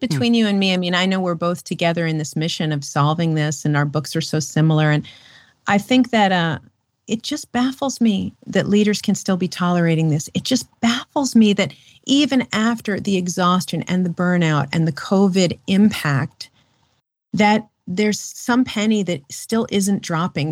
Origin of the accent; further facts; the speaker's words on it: New York City, New York, United States; I'm a city girl. I grew up in Manhattan